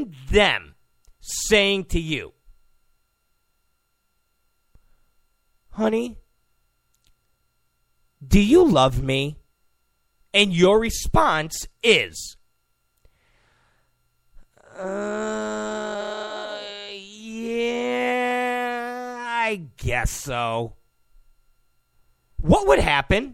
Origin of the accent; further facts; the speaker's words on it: New York, United States; I'm a New Yorker. I'm from New York.